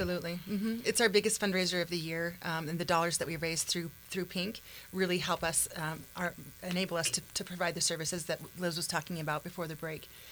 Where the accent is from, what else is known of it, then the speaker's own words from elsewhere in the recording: Missoula, Montana, United States; born and raised in Missoula